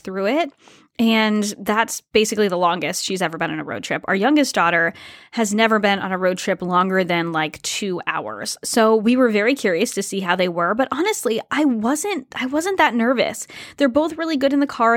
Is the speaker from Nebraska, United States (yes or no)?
no; Rhode Island, United States; moved away; also born or lived in Toronto, Canada; my home state, Rhode Island